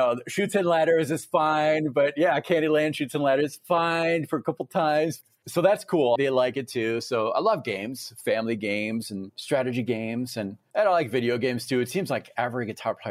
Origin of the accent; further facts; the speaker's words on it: France; also born or lived in Tennessee; now in Fort Collins, United States; I was born in France.